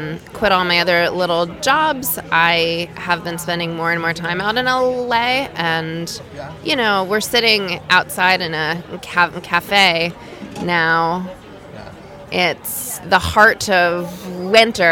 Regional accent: outside of Baltimore, Maryland, United States; moved away as an adult; now in New York, United States; I grew up outside of Baltimore

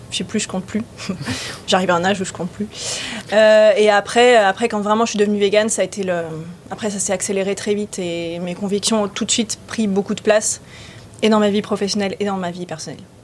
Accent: Var, Provence-Alpes-Côte d'Azur, France; also born or lived in Lyon / Paris; now in Nice, France; J'étais plutôt du Var

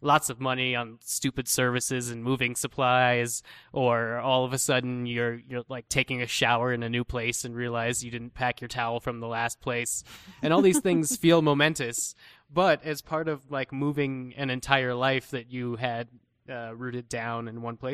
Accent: Colorado, United States; moved away as an adult; also born or lived in New York; I grew up sort of in Colorado, went to high school here

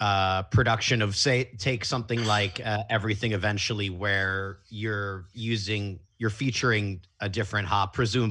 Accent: Chicago, Illinois, United States; as a Chicagoan

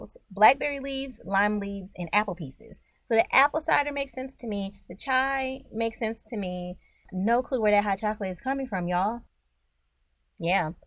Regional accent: United States; I'm just a regular old Black American

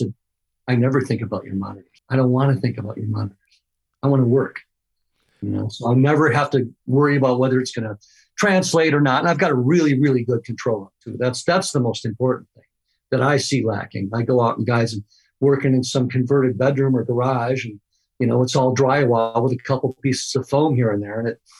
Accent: Midwest, United States; I'm from the Midwest where you're just supposed to be happy with what you got.

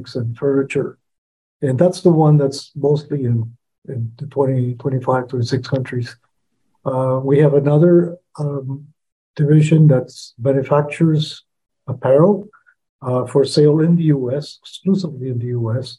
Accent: El Salvador; now in United States; And I was born in El Salvador, but because of my mom was able to eventually immigrate into the U.S. After El Salvador had a civil war in the 70s. So I've been here from 1982 on.

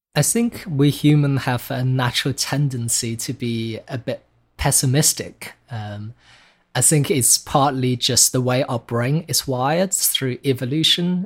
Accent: China; moved away; growing up in China. Um, so while I was born in China in the nineteen nineties

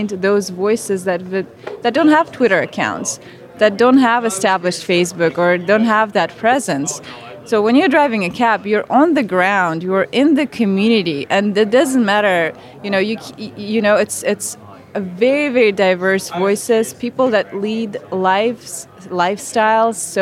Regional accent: Siberia, Russia; moved away as an adult; now in United States; I was raised in Siberia, probably the worst place to be raised. I'm from a tiny mining town in the middle of nowhere

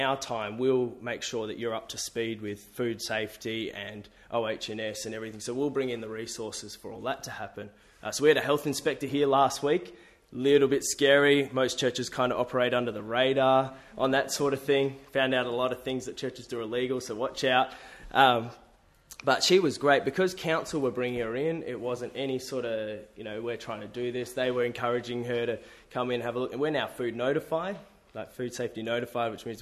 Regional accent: New Zealand; also born or lived in Sydney, Australia; now in Adelaide, Australia; I'm Kiwi, grew up playing rugby

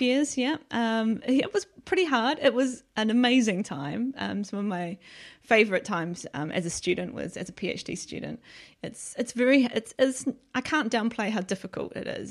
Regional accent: New Zealand; moved away as an adult; now in United Kingdom; I'm from New Zealand, so I was obviously in New Zealand

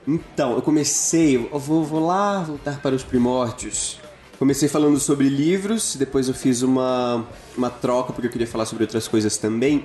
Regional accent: Brazil; now in São Paulo, Brazil; Eu sou de Isara, que é uma cidade

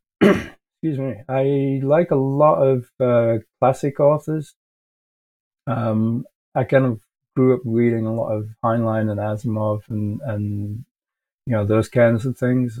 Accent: England, United Kingdom; moved away as an adult; now in Canada; So I'm originally from England. I moved to Canada many years ago now uh, and I'm now a Canadian citizen

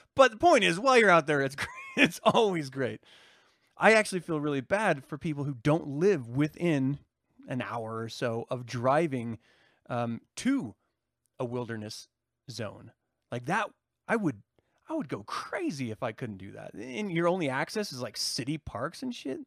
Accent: United States; as an American

